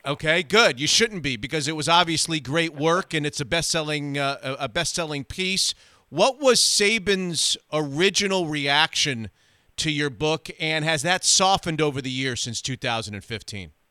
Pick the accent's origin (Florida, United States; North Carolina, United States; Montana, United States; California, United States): Florida, United States; South; I'm from South Florida